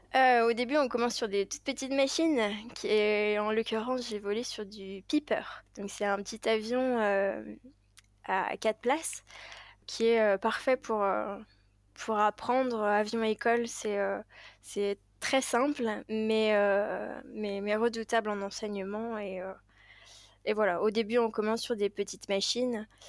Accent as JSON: {"language": "French", "town": "Paris", "region": "Île-de-France", "country": "France", "tie": "born or raised there", "said": "j'ai grandi à Paris même"}